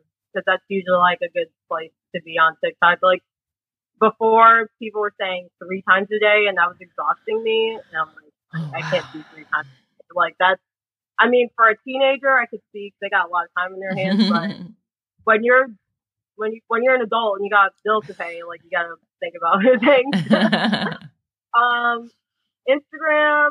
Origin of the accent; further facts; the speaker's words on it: United States; I was born and raised in the U.S., so I didn't get this whole, like, Filipino pride thing